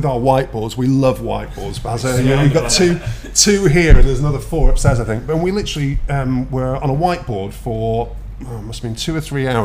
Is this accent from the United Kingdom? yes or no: yes; United Kingdom; born or raised there; now in Dubai, United Arab Emirates